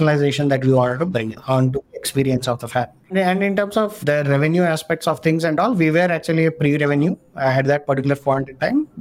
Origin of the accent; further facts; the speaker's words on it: India; being an Indian